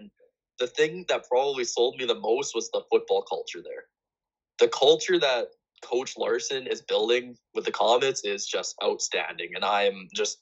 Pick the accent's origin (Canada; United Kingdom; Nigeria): Canada; Winnipeg, Manitoba; moved away as an adult; now in North Dakota, United States; I'm from Winnipeg, a pretty big city. Moving to small town North Dakota